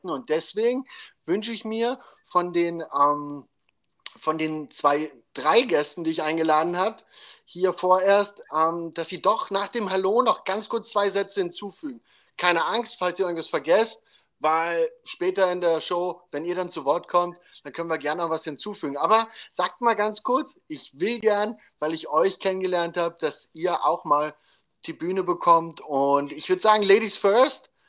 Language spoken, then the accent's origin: German; Carinthia, Austria; Äh, ich komme eigentlich aus Kärnten.